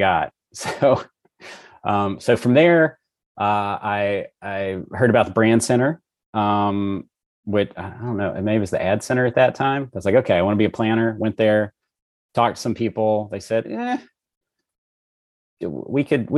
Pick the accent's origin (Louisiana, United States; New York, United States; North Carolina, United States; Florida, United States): Louisiana, United States; Monroe; moved away as an adult; also born or lived in Dallas, Texas; I was born and raised in Louisiana, mm-hmm. Northeast Louisiana, so a town called Monroe.